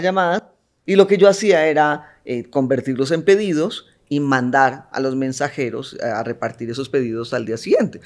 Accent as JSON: {"language": "Spanish", "country": "Colombia", "tie": "born or raised there", "moved": "as an adult", "lives_now": "Mexico", "said": "de nacimiento eh, soy colombiana. Ya llevo 24 años viviendo en México"}